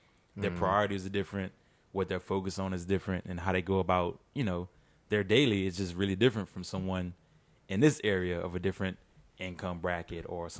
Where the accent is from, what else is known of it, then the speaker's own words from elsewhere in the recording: Louisiana, United States; now in Houston, United States; they're in my home state